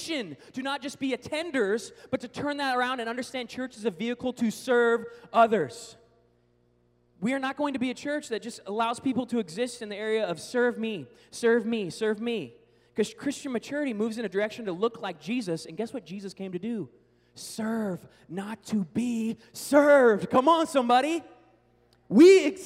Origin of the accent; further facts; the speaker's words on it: Seattle, Washington, United States; now in Oklahoma, United States; I grew up in Seattle in the Northwest